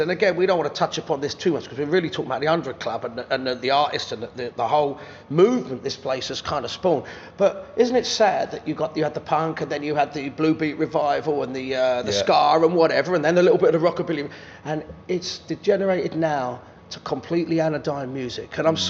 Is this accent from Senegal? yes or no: no; London, United Kingdom; And I grew up in London. And what you said is right. I grew up on a council estate in Ladbroke Grove.